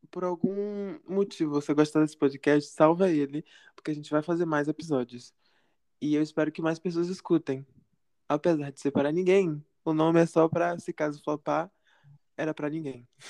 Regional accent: Ilhéus, Bahia, Brazil; moved away; a gente é de Ilhéus

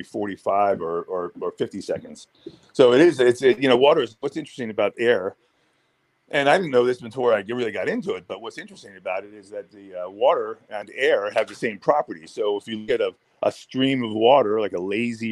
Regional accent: Pennsylvania, United States; I'm from Pennsylvania

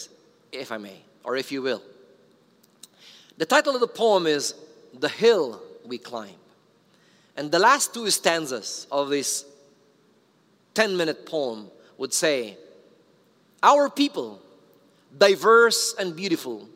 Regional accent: Philippines

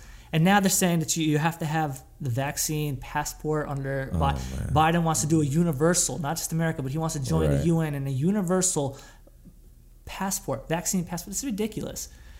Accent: New York City, New York, United States; now in Florida, United States; I hated Florida because I'm from New York and I used to be very proud of being

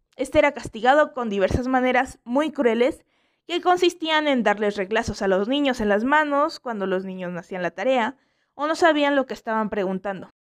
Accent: Mexico; aquí en México

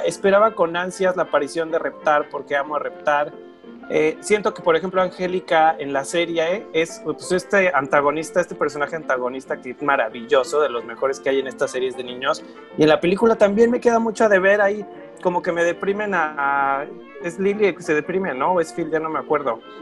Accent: Mexico; como en México le llamamos Aventuras en Pañales

